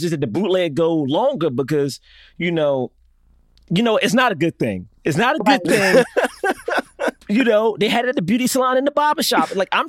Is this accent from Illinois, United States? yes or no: no; Washington, District of Columbia, United States; Look, I grew up in Southeast.